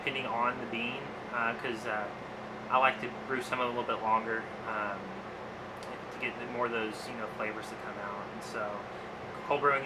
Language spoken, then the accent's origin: English; Coleman, Texas, United States; now in Tulsa, United States; originally I'm from West Texas, a small town, Coleman, Texas. When I was like 14 or 15, I started two different businesses there.